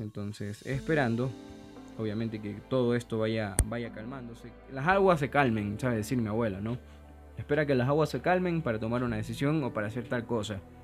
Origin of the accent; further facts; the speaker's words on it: Ecuador; soy un cocinero ecuatoriano